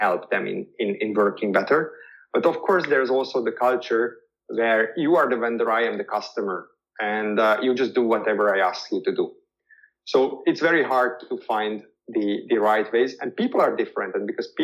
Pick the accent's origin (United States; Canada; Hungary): Hungary; first language Hungarian; English is a second language; my mother tongue is Hungarian. And I do speak Spanish, I do speak German, I do speak English, but I'm not speaking it to the same extent as a native speaker